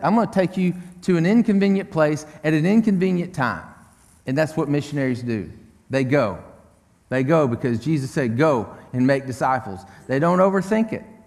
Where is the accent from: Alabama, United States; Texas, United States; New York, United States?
Texas, United States; Tyler; Tyler, Texas, my hometown